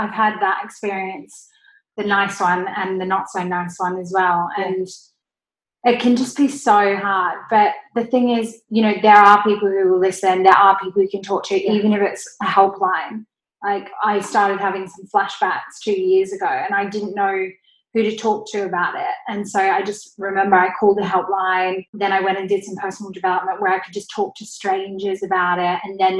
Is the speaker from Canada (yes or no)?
no; Australia; accent: Australian; I used to be very insecure that I had an Australian accent. And actually, my Australian accent isn't as Aussie as it was before